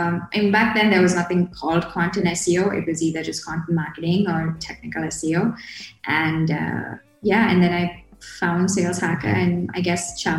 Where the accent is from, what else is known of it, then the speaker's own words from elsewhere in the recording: Kerala, India; I'm based out of India at the moment. This is where I was born and brought up. I'm from Kerala. It's this state down south. I like to describe it as a more crowded version of Hawaii.